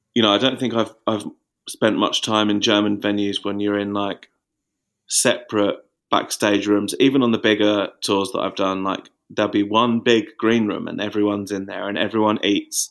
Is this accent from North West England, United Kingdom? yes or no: no; Watford, East of England, United Kingdom; now in Margate, United Kingdom; when I was growing up in Watford